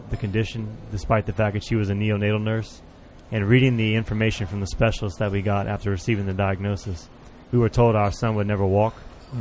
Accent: Lafayette, Louisiana, United States; I'm from Lafayette, Louisiana

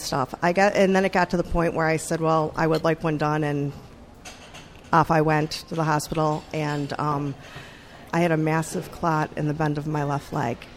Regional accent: Buffalo, New York, United States; now in Richmond, United States; I am originally from Buffalo, New York.

